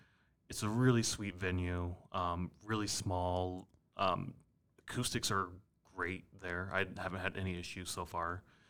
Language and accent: English; Minneapolis, Minnesota, United States; But I thought that was cool because it's like, we're from Minneapolis, which...